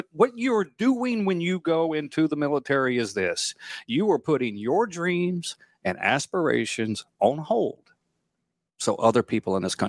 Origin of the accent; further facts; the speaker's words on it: United States; But I was just grateful for being an American. I was grateful to grow up in a land of liberty, and I wanted to eventually give back.